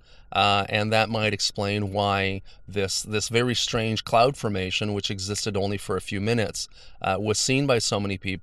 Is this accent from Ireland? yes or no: no; Montreal, Quebec, Canada; I come from Montreal. I live near the airport.